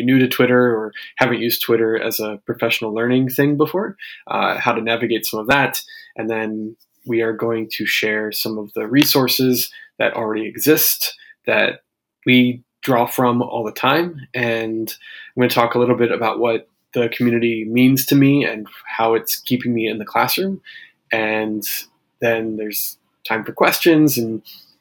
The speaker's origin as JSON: {"language": "English", "region": "Maryland", "country": "United States", "tie": "born or raised there", "also_born_or_lived": "Japan / Brooklyn, New York", "moved": "as an adult", "lives_now": "New York, United States", "said": "I grew up in Maryland, so definitely from the U.S."}